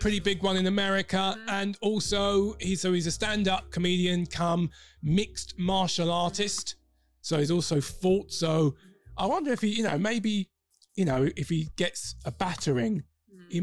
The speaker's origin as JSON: {"language": "English", "region": "London", "country": "United Kingdom", "accent": "Cockney", "said": "We are we are Londoners. Oh. So um, you know, we might go into Cockney every now and again."}